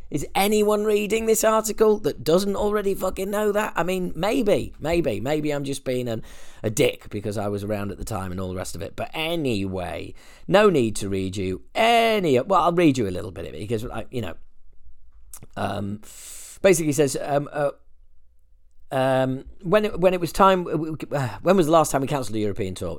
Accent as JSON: {"language": "English", "country": "United Kingdom", "said": "as a Brit"}